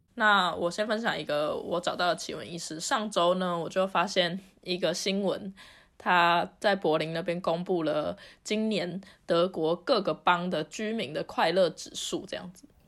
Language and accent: Chinese; Taiwan; now in Germany; 我们从海岛国家来的人